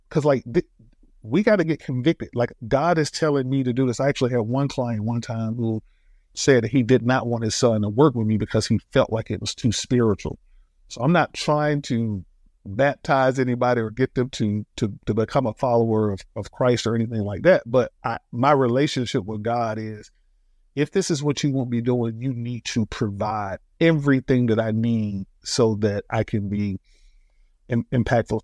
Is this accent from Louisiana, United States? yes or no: no; Atlanta, Georgia, United States; I am from Northwest Atlanta, one of Ray's, you know, working class family